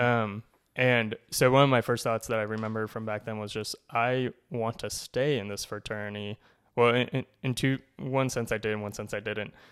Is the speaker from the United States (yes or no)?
yes; Cumberland, Rhode Island, United States; moved away as an adult; now in Connecticut, United States; I grew up in Cumberland, Rhode Island, so only about an hour from here.